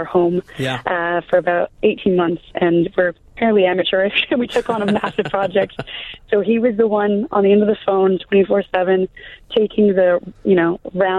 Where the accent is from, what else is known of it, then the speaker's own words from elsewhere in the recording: Toronto, Ontario, Canada; now in London, United Kingdom; I'm originally from Toronto, Canada